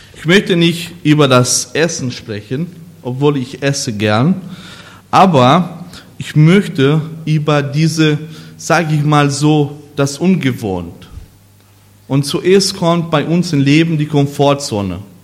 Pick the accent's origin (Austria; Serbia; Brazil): Brazil; German is a second language; moved away as an adult; now in Germany; wo ich eigentlich groß geworden bin, obwohl ich ein Deutscher bin oder Brasilianer